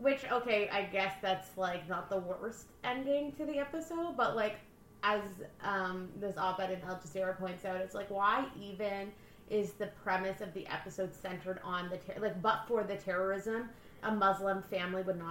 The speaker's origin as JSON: {"language": "English", "town": "Windsor", "region": "Ontario", "country": "Canada", "said": "I like to think I'm Windsor"}